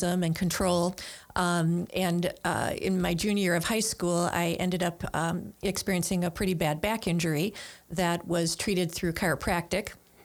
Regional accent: Milwaukee, Wisconsin, United States; also born or lived in Greendale; I'm from Milwaukee and grew up on what used to be called the south side of Milwaukee

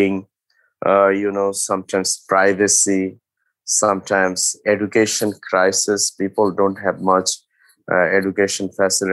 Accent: south part of Bangladesh, southern Bangladesh, Bangladesh; English is a second language; I grown actually those sections, means south part of Bangladesh. My hometown is very close to the Bay of Bengal and the forest and Sundarbans.

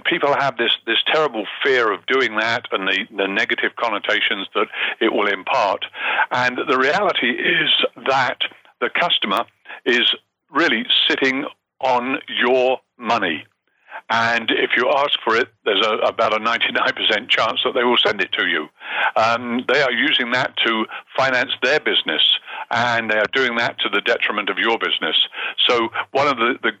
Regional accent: Hertfordshire, East of England, United Kingdom; moved away as an adult; also born or lived in Montreal, Canada / Bahamas / Monte Carlo / Guernsey; now in Toronto, Canada; if you go back far enough, you'll find that I actually come from Hertfordshire

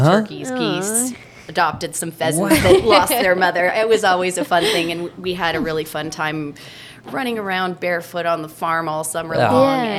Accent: Adrian, Oregon, United States; I was born and raised on a farm a couple miles out of Adrian.

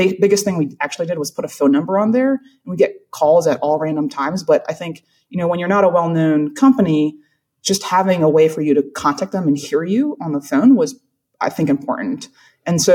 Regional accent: South Carolina, United States; I'm from South Carolina. So like that's my world.

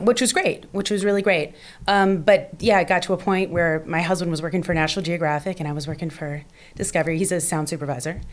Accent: Portsmouth, Virginia, United States; moved away as an adult; also born or lived in Washington, D.C.; now in Los Angeles, United States; I grew up in Portsmouth, Virginia, mm-hmm. in a little southern town.

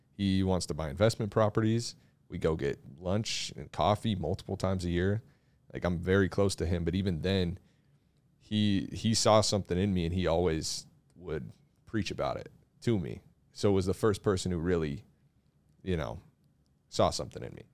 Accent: Mill Creek, United States; I'm from here

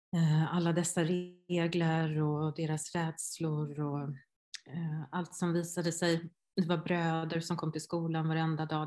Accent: Hindås, Västra Götaland, Sweden; jag var från Hindås

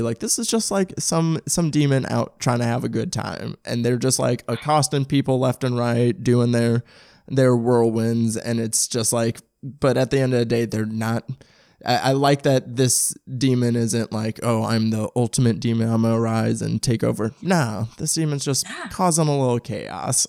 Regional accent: St. Louis, Missouri, United States; I'm from St. Louis. I'm from oh, um, South County

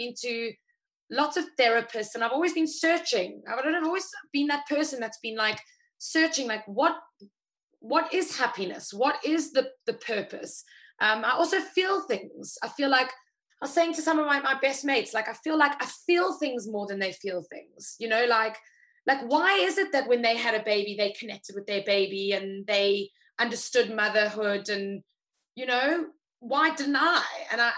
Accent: South Africa; Like, come sit as a South African. It's like, come join, come sit, come enjoy.

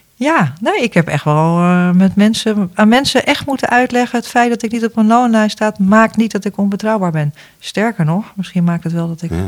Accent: Netherlands; wij als Nederlanders

